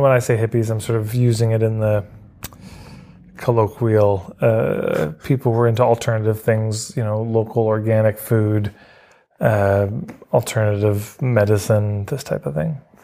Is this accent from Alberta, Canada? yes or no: yes; Edmonton, Alberta, Canada; I grew up in Edmonton, Alberta.